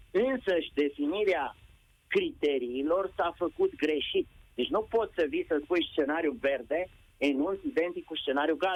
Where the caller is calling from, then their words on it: Brașov, Brașov County, Romania; Vă sunt de la Brașov, sunt la doi copii din ciclu primar.